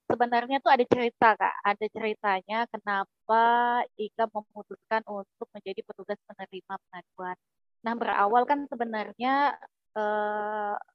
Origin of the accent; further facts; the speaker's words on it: Sintang, West Kalimantan, Indonesia; Saya aslinya dari Kalimantan Barat, khususnya di Kabupaten Sintang.